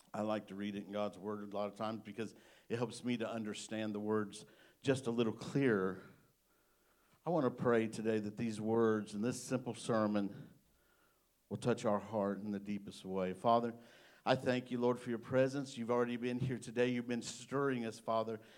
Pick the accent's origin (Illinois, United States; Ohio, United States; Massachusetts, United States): Illinois, United States; now in Greenbrier, Arkansas, United States; I'm from Illinois. I'm a Yankee